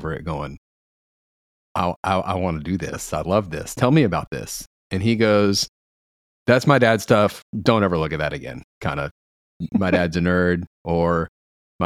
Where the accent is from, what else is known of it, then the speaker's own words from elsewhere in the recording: Paris, Texas, United States; I was born in like the suburbs in Paris, Texas, which is a farming town, farming community